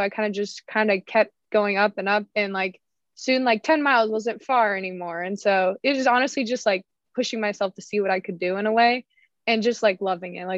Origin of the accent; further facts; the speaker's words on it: Prescott, Arizona, United States; moved away as an adult; I grew up in Northern Arizona, not Flagstaff, but like Prescott.